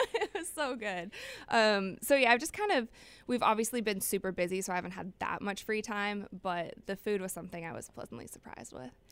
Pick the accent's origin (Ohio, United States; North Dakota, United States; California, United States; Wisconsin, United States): Ohio, United States; Cleveland; I will be going to Cleveland. That's my hometown